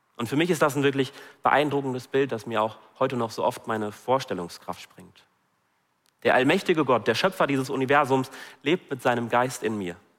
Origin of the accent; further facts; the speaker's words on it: Germany; bei uns in Deutschland